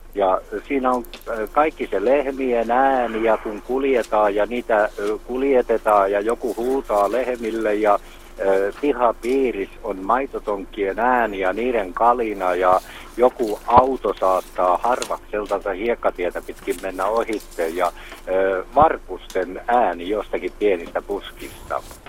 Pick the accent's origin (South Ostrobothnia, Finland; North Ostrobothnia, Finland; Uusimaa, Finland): South Ostrobothnia, Finland; Jalasjärvi; now in Vaasa, Finland; mä syntyisin Etelä-Pohjanmaalta ja mä palaan joskus ja käyn syntymäkotona, niin vuosien aikana mä oon kaipaillut niitä ääniä, mitkä siellä oli lapsuudessa